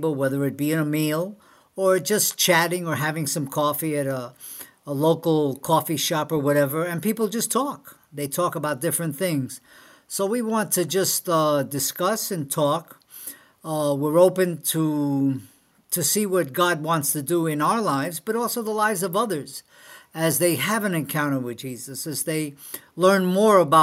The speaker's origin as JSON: {"language": "English", "town": "New York City", "region": "New York", "country": "United States", "tie": "born or raised there", "also_born_or_lived": "Spain / California", "moved": "as an adult", "said": "I was raised in New York City"}